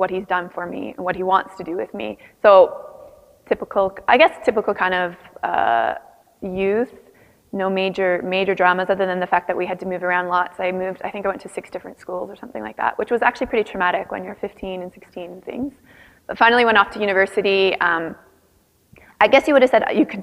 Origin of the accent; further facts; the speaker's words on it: Canada; you can tell I have a bit of an accent. I'm from Canada, not from the United States of America.